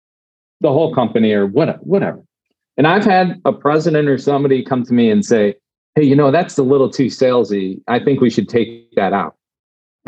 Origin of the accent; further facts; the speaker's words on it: Cleveland, Ohio, United States; moved away; I grew up in Cleveland